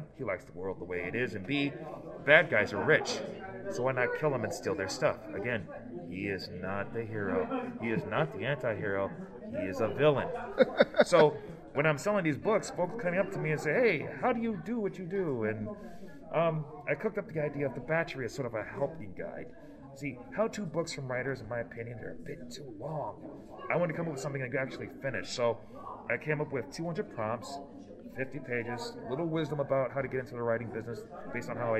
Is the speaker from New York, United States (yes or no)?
no; Detroit, Michigan, United States; now in Akron, United States; I'm from Detroit, Michigan. I currently reside in Akron